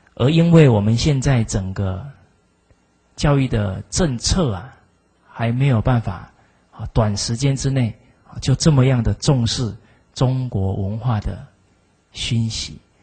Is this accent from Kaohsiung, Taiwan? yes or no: yes; Zuoying, Kaohsiung, Taiwan; 我来自左营